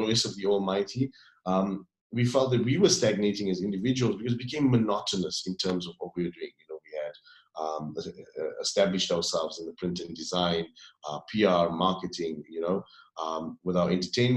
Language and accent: English; South Africa; now in Dubai, United Arab Emirates; we're third generation South African